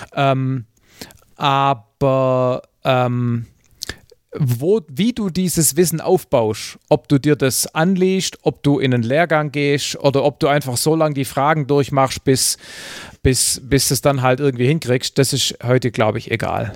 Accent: Southern Germany, Germany; wie es bei uns im Süden heißt

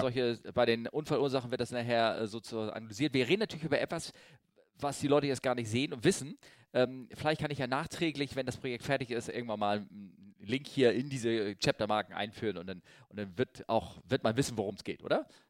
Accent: Northern Germany, Germany; ich bin Norddeutscher

